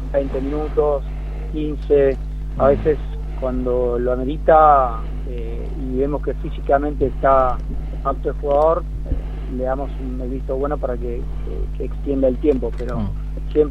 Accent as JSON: {"language": "Spanish", "town": "Concordia", "region": "Entre Ríos", "country": "Argentina", "tie": "born or raised there", "said": "yo soy de Entre Ríos. {S1} Ajá. {S7} Soy criado en Concordia, Entre Ríos"}